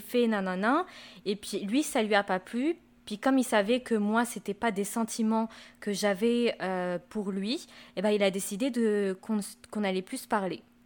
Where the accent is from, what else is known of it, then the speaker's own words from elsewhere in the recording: France; now in Quebec, Canada; moi j'ai grandi en France et je suis née là-bas